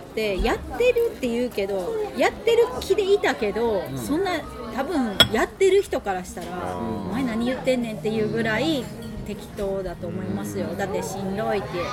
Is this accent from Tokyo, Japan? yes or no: no; Ehime, Japan; moved away as an adult; also born or lived in Okinawa / Kyoto; 京都はだからその大学の清華大学に来るので京都来たんですけどそれそれまでは愛媛にいて